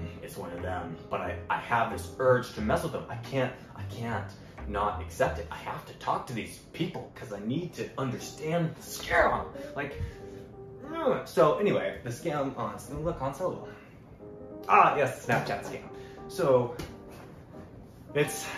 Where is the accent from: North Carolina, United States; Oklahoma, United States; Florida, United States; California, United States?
Florida, United States; I'm not from Canada, I'm from Florida